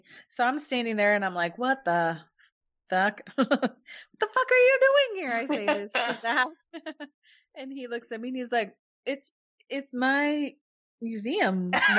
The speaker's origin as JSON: {"language": "English", "town": "Kansas City", "country": "United States", "said": "we're from Kansas City."}